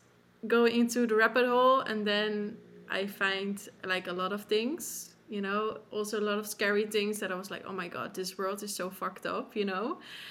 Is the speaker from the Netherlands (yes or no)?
yes; Netherlands; I'm from the Netherlands